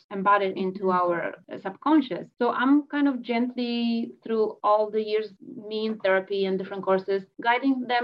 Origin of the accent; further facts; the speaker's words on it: Poland; now in Canada; I'm in Canada, I'm Polish, I was born in Poland, I came to Canada in 2006.